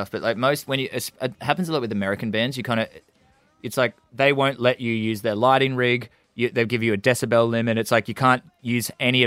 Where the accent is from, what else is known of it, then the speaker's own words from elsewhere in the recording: Gold Coast, Queensland, Australia; we're boys from the Gold Coast